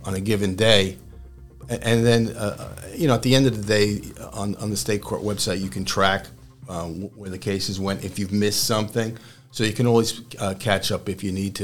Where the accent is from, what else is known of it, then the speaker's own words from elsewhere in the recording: New York City, New York, United States; moved away as an adult; also born or lived in Pottstown, Pennsylvania / Harrisburg, Pennsylvania; now in Staten Island, United States; I'm from Brooklyn